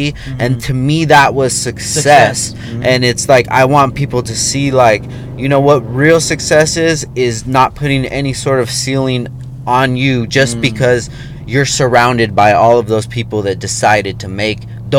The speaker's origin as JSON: {"language": "English", "town": "Oxnard", "region": "California", "country": "United States", "tie": "born or raised there", "said": "I come from Oxnard, California"}